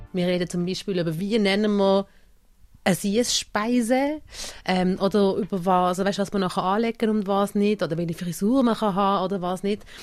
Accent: Basel, Basel-Stadt, Switzerland; ich bin hier geboren und hier aufgewachsen

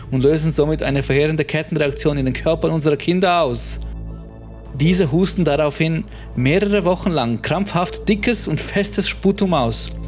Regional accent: Winterthur, Zurich, Switzerland; Ich komme aus Vinti, bin jetzt 34

